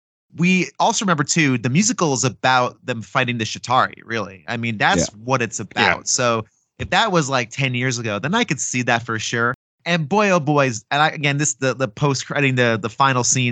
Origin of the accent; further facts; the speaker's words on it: Northern New Jersey, United States; now in New York, United States; I spend a good amount of time in New York living there. I'm from the Northeast, Northern New Jersey